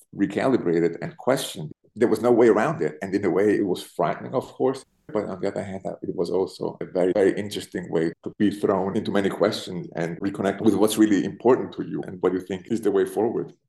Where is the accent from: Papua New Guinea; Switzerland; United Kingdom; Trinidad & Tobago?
Switzerland; Zurich; moved away as an adult; also born or lived in Berlin, Germany; now in New York, United States; I was born in Zurich, in Switzerland. I grew up in Zurich